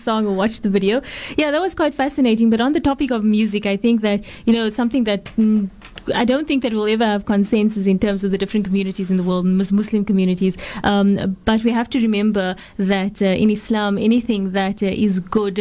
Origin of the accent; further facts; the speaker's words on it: South Africa; as a South African female